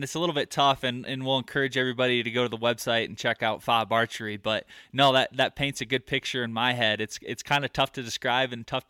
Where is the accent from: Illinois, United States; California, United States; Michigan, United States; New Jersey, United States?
Michigan, United States; now in Colorado, United States; growing up in Michigan and living in the Midwest, I had 5 archery shops within probably 30 to 45 minutes of my house. I move out to Colorado and I'm up in the mountains.